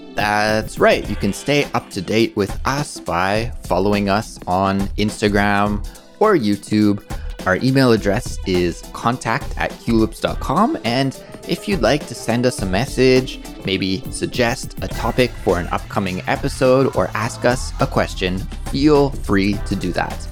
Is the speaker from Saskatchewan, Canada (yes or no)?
no; British Columbia, Canada; In Canada, growing up